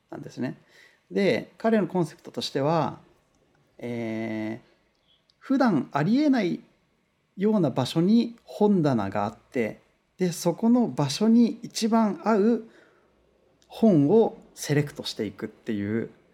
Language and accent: Japanese; Kunitachi, Tokyo, Japan; now in Los Angeles, United States; 東京のあの、うん、国立っていうところなんですけど